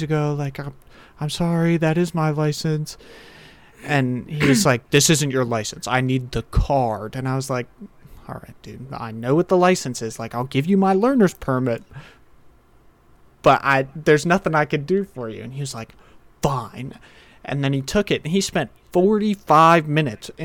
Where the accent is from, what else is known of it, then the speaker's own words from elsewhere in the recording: Bel Air, Maryland, United States; my hometown. Don't want to, well, I'll say it. It's Bel Air, Maryland